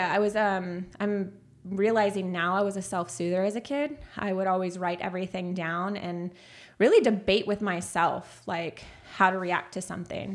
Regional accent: Castroville, Texas, United States; also born or lived in San Antonio, Texas; I was born in San Antonio, Texas. I was raised out in Castroville, Texas

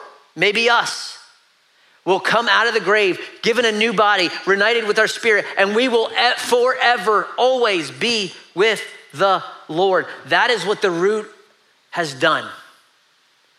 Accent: Pennsylvania, United States; now in Savannah, United States; I grew up in Pennsylvania and we would go hunting

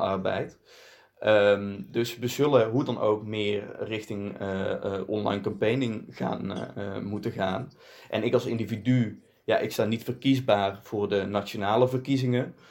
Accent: Netherlands; kom uit Nederland. Eh, overigens wel Belgische roots. Mijn vader komt uit eh, Belgisch Limburg

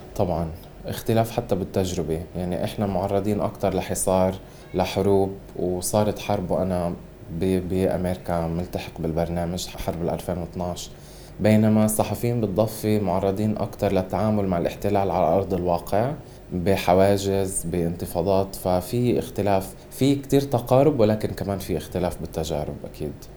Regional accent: Gaza, Gaza Strip, Palestine; احنا كفلسطينيين خصوصا بغزه

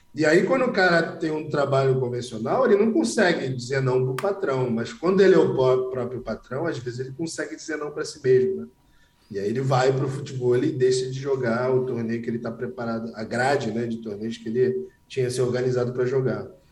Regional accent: Rio de Janeiro, Brazil; Com 12 anos eu estava no colégio público, com 18 eu estava no colégio mais caro do Rio de Janeiro

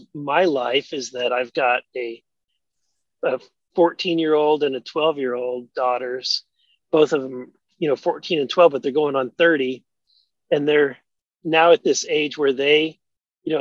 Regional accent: Southwest Missouri, United States; I grew up in Southwest Missouri

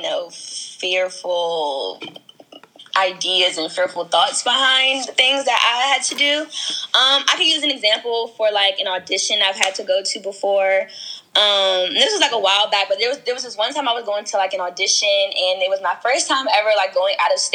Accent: Prince George's County, Maryland, United States; I'm from PG County, Maryland.

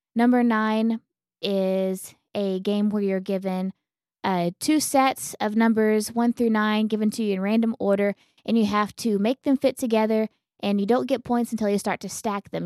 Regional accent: Elk City, Oklahoma, United States; moved away; when I was a kid, it was like seven thousand. And whenever I left Elk City, it was about ten thousand

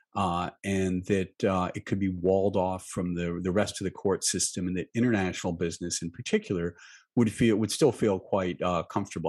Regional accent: United States; being an American, living in an open society

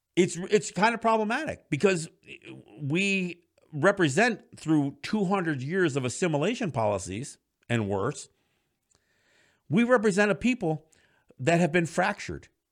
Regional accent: Kahnawake, Quebec, Canada; my generation, especially from Ganawage and some of the other Mohawk territories, doesn't speak the language

